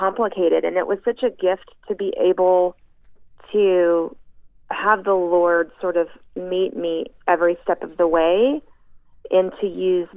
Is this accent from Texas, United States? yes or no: yes; East Texas, United States; now in Houston, United States; growing up in Texas, especially in East Texas, it was a little town of about 3,000 people